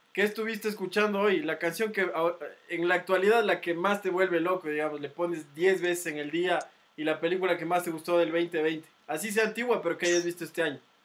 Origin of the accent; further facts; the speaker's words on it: Ecuador; como ecuatorianos